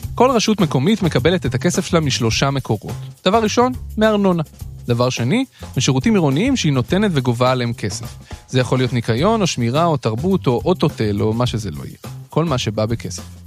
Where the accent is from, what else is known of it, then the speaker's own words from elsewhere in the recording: Jerusalem, Jerusalem District, Israel; moved away as an adult; also born or lived in moshav near Sha'ar HaGai; נולדתי בירושלים